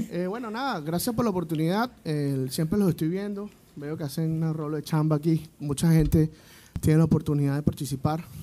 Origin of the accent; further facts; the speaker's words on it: Caracas, Capital District, Venezuela; also born or lived in San Cristóbal, Táchira, Venezuela; Nací en San Cristóbal, estado Táchira, pero me crié en Caracas.